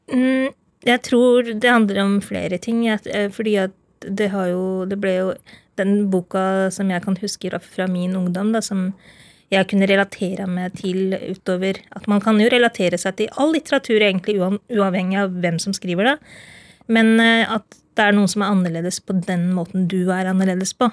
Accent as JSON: {"language": "Norwegian", "country": "Norway", "tie": "born or raised there", "said": "Jeg er født og oppvokst i Norge"}